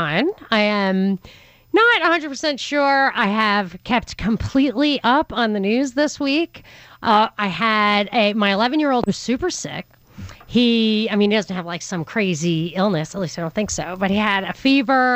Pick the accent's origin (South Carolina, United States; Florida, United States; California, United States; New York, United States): New York, United States; I'm from New York